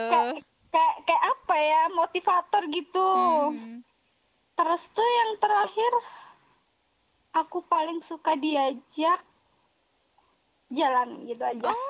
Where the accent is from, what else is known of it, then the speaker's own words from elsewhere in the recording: Java, Indonesia; aku sering aku kan orang Jawa nih